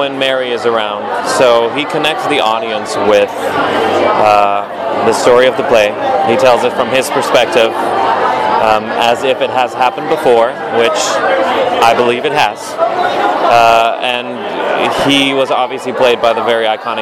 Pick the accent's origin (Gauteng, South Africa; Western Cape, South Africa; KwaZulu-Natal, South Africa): Western Cape, South Africa; Cape Town; now in United States; Born and raised in South Africa, Cape Town. Came to the States in about 2005.